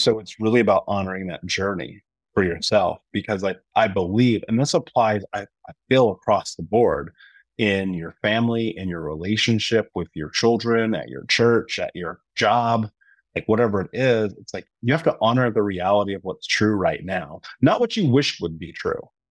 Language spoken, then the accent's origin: English; Midwest, United States; also born or lived in Indiana; growing up in the Midwest and being in Indiana at the time